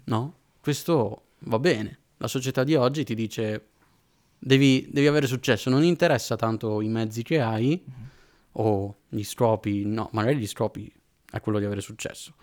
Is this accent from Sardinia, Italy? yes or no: no; Padua, Veneto, Italy; moved away as an adult; now in Florence, Italy; io provengo da Padova, sto studiando, sto studiando a Firenze in questo momento e frequentavo la chiesa di Padova